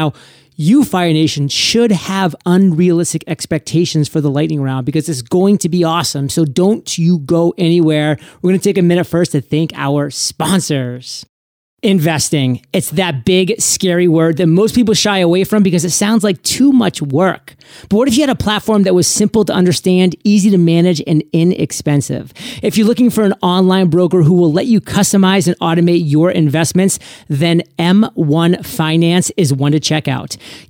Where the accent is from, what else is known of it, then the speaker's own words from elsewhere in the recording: Maine, United States; And Stephen King, the great Maine author, my home state, said, writers write.